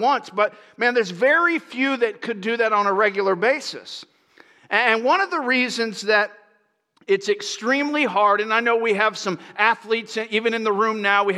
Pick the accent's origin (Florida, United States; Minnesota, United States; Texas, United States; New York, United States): Florida, United States; moved away; I grew up in Florida